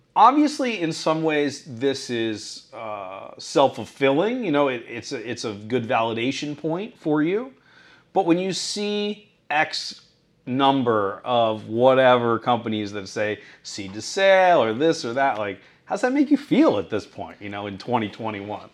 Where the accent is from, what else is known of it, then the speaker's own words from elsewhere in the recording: Newport Beach, California, United States; moved away; office in Newport Beach, which is my hometown.